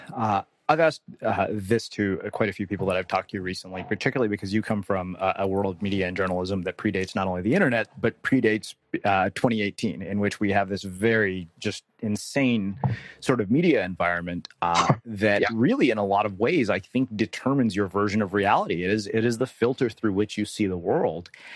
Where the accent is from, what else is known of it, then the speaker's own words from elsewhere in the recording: Texas, United States; I grew up in Texas